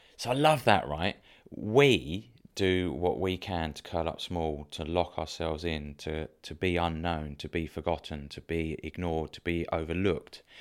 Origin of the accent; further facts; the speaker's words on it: Dover, South East England, United Kingdom; I grew up in Dover